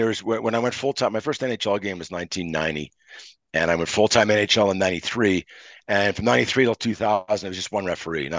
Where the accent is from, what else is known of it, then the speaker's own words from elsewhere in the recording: Montreal, Quebec, Canada; I'm from Montreal